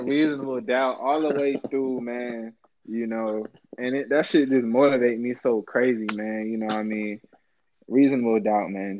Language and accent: English; Chesapeake, Virginia, United States; I'm a Virginia Beach guy. I'm from Chesapeake